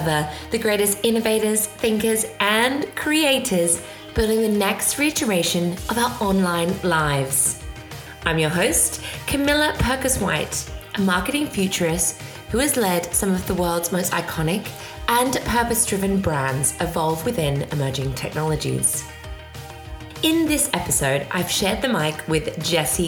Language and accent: English; Australia; I grew up in Australia